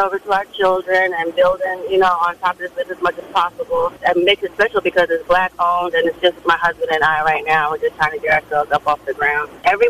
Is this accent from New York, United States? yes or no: yes; New York, United States; moved away as an adult; now in Savannah, United States; My business is Zig Zag Window Cleaning. I'm from New York. My family's from New York, but we moved to Savannah to the islands 2 years ago and just started this business.